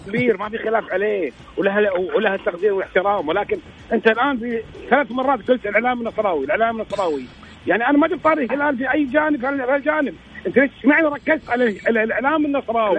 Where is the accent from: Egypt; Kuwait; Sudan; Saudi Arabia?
Kuwait; حتى عندنا في الكويت